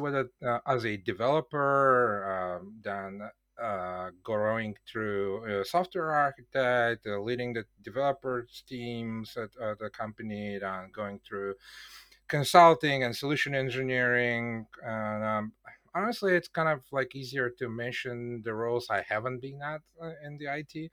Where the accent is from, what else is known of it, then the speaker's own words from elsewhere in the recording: Bulgaria; now in Poland; I was born in Bulgaria